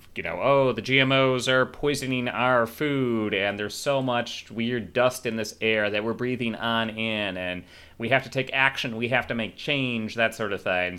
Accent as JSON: {"language": "English", "region": "rural Illinois", "country": "United States", "tie": "born or raised there", "also_born_or_lived": "Chicago", "said": "I did grow up in rural Illinois"}